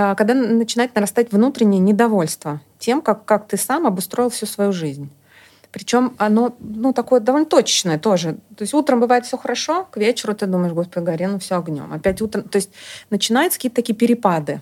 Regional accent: Estonia; moved away; also born or lived in Germany; я в Эстонии жила, и э, да, я, собственно, оттуда

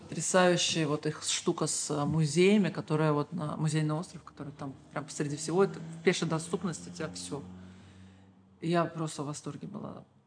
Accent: Baku, Azerbaijan; Я всегда говорю бизимкеляр и имею в виду людей с Азербайджана

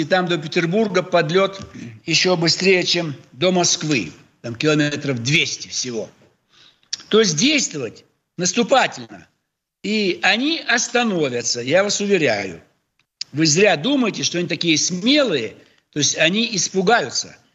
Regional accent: Almaty, Kazakhstan; now in Russia; мой родной город Алмата

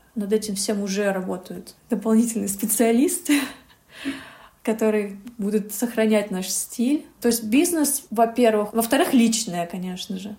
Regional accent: Yalta, Crimea, Ukraine; я родилась в Ялте

